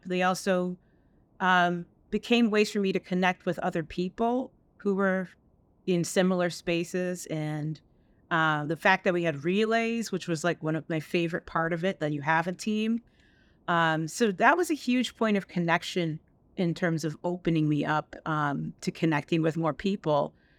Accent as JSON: {"language": "English", "region": "upstate New York", "country": "United States", "tie": "born or raised there", "also_born_or_lived": "Jamaica", "said": "I grew up in, uh, bet-, upstate New York, uh, between upstate New York and the island of Jamaica"}